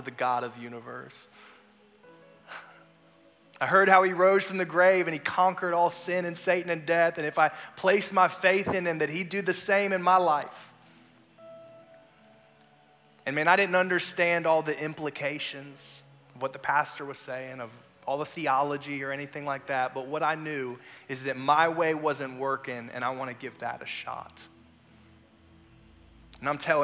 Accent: Raleigh, North Carolina, United States; now in South Carolina, United States; I'm originally from Raleigh, North Carolina, I had a really bad speech impediment as a kid

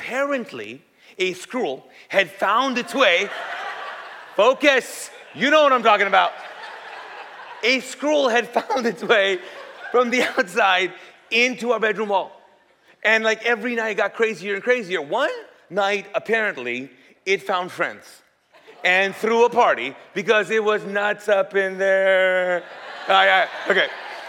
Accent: Kuwait; English is a second language; And the story is because I grew up in Kuwait. So I'm Pakistani. And we speak Urdu there.

